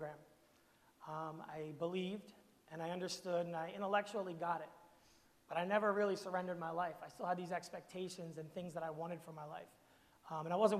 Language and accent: English; Camden, New Jersey, United States; I'm from Camden, New Jersey